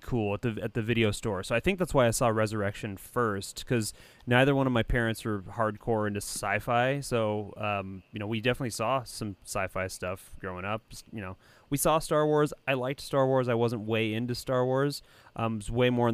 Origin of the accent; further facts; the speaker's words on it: Santa Ana, California, United States; also born or lived in Yorba Linda, California; I'm in the north end. Yeah, but I grew up in Santa Ana